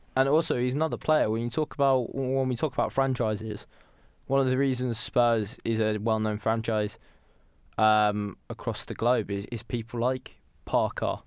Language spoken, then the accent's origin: English; United Kingdom; we are British